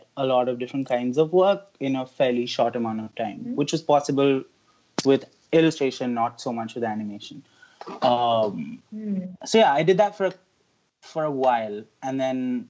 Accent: Delhi, India; moved away as an adult; also born or lived in Lucknow; now in Baltimore, United States; So I was born in Lucknow, where my nani lives. I grew up in Delhi.

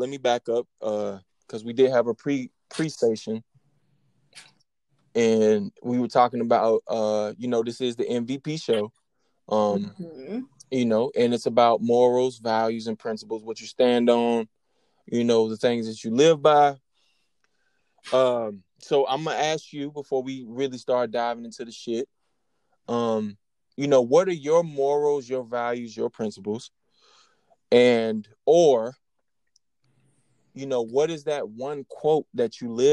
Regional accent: the South, Southern United States, United States; accent: country; I know I had a country accent

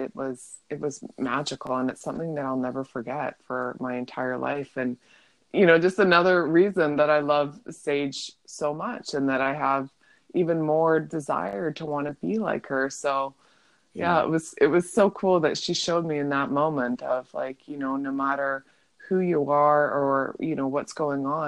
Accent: Vancouver, British Columbia, Canada; I'm from Vancouver

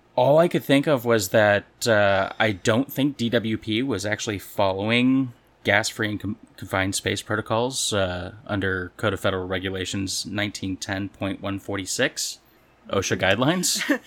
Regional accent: California, United States; now in Missouri, United States; growing up in California

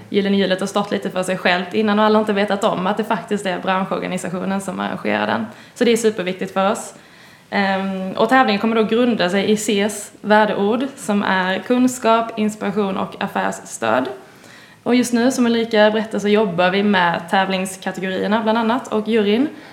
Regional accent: Båstad, Skåne, Sweden; moved away; ni hör kanske att jag inte är härifrån, kommer från nordvästra Skåne. Mm. Närmare bestämt eh, Båstad kommun

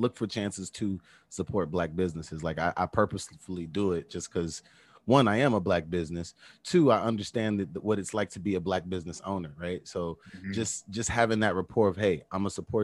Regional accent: Chicago, Illinois, United States; I'm from Chicago

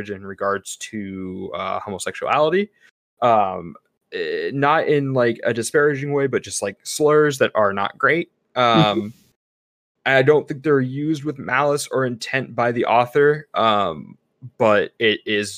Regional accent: Missouri, United States; moved away; also born or lived in California

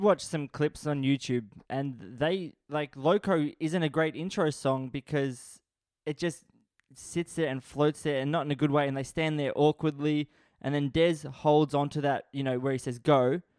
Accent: Australia; I was born in Australia.

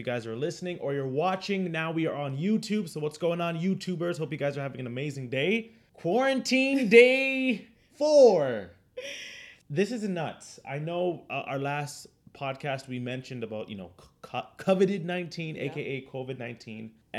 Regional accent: Toronto, Ontario, Canada; we're from Toronto, Canada.

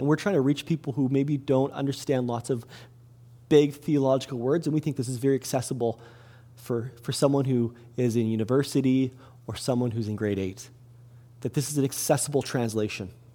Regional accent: Kelowna, British Columbia, Canada; also born or lived in Salmon Arm; I grew up in Kelowna. I grew up on 816 Leon Avenue, downtown Kelowna

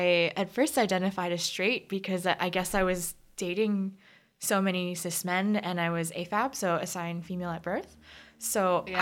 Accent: United States; I'm Korean American

